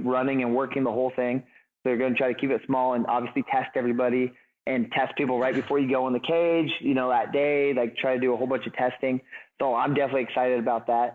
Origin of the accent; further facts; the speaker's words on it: Humboldt County, California, United States; And I'm born and raised in Humboldt County. So I've lived here my whole life